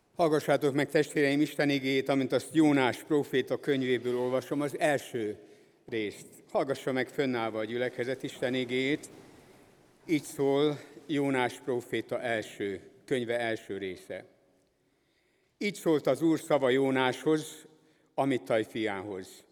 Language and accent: Hungarian; Budapest, Hungary; moved away; ezért a gyülekezetért, amelyben én is fölnőttem, és amelyik továbbra is az evangélium hirdetésének az egyik fontos helye itt Budapest szívében